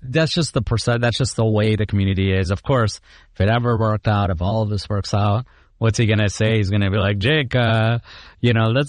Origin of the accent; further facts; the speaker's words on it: Chicago, Illinois, United States; and then I'm from Chicago.